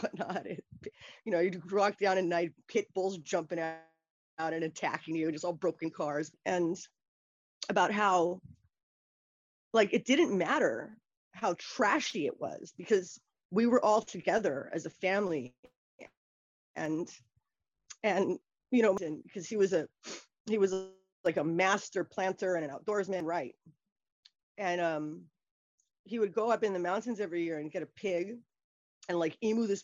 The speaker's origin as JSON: {"language": "English", "town": "Kailua", "region": "Hawaii", "country": "United States", "tie": "born or raised there", "also_born_or_lived": "New York / San Francisco / Illinois / Massachusetts", "moved": "as an adult", "said": "I was born and raised there in Kailua"}